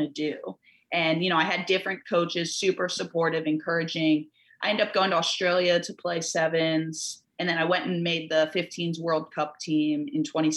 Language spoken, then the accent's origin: English; United States; us here growing up in America, like every summer, every winter, the Olympics were on